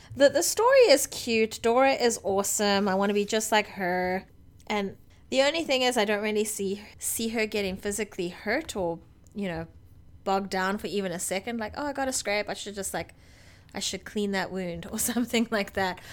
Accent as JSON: {"language": "English", "country": "South Africa", "said": "as a South African"}